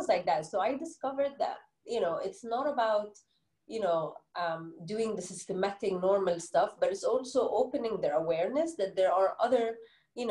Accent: Egypt; accent: Egyptian English; first language Arabic; English is a second language; moved away as an adult; now in United Arab Emirates; I've been living in the UAE for 13 years now, born and bred in Egypt.

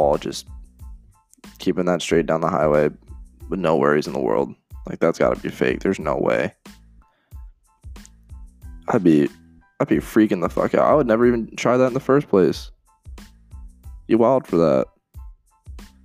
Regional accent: Iowa, United States; I'm from Iowa, and growing up, I was a Rams fan

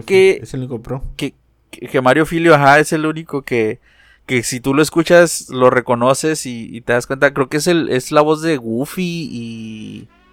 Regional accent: Mexico; no todos los mexicanos hablamos con con ese acento

